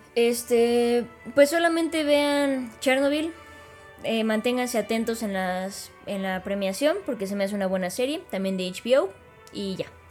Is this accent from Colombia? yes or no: no; Mexico; nosotros como mexicanos